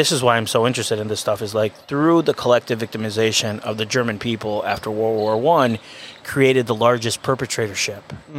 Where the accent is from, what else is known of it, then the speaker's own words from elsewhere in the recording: Venezuela; moved away; I'm Venezuelan. Mm-hmm. I was born and raised in Venezuela.